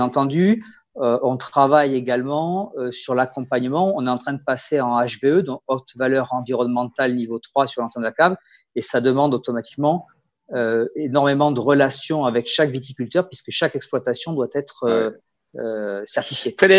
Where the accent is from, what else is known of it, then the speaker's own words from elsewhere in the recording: Bordeaux, Nouvelle-Aquitaine, France; accent: Bordelais; moved away as an adult; also born or lived in Hungary / Gers / Rhône Valley; now in Alsace, France; j'ai l'accent bordelais puisque j'ai fait, j'ai passé mon enfance à Bordeaux